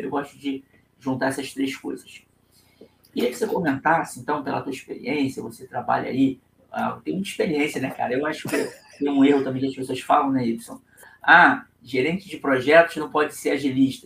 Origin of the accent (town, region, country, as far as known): Rio de Janeiro, Brazil; accent: carioca